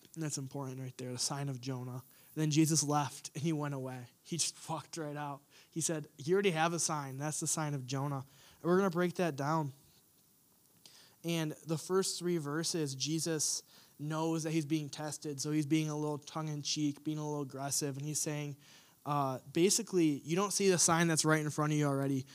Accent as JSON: {"language": "English", "country": "United States", "said": "us as Americans, us as American Christians"}